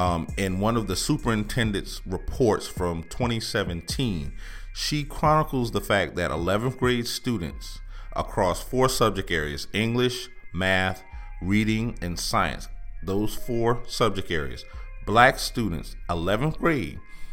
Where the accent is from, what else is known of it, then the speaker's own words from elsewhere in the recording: Allendale, South Carolina, United States; now in Charleston, United States; Allendale, South Carolina.